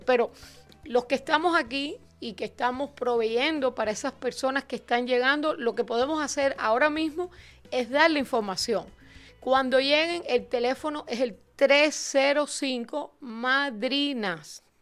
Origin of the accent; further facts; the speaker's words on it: Cuba; now in United States; yo también soy cubana